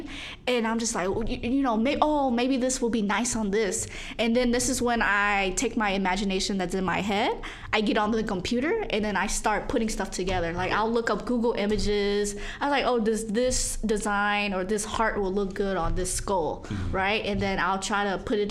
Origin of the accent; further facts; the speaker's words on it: St. Louis, Missouri, United States; now in Chicago, United States; I'm from St. Louis, Missouri